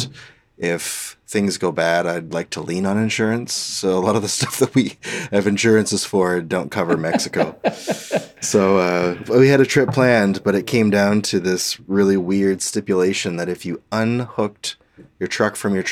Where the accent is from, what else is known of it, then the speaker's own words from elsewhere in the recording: Halifax, Nova Scotia, Canada; moved away; I was from Halifax